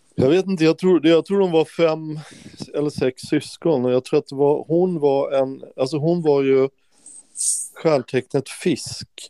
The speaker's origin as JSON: {"language": "Swedish", "town": "Stockholm", "region": "Stockholm County", "country": "Sweden", "tie": "born or raised there", "also_born_or_lived": "Skåne", "moved": "yes", "said": "jag är från Stockholm"}